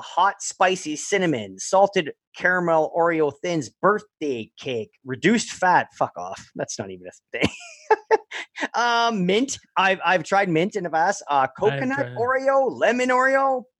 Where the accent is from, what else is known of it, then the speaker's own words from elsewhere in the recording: Canada; because we're Canadian, right?